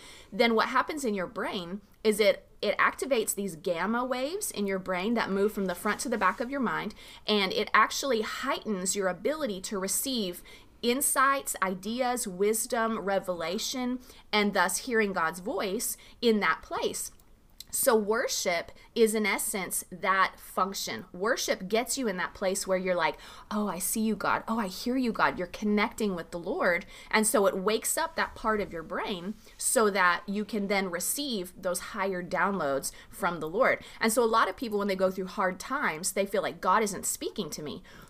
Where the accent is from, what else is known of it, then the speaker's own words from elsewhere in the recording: Arizona, United States; I grew up on the Tohono O'odham Indian Reservation in southern Arizona.